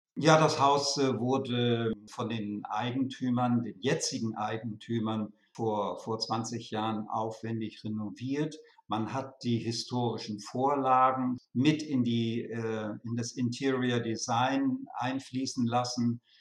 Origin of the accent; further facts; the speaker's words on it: Lüneburg Heath, Lower Saxony, Germany; moved away; also born or lived in Hamburg / Bad Reichenhall / Weimar; gebürtig in der Lüneburger Heide, und äh, meine Eltern hatten dort ein kleines Landhotel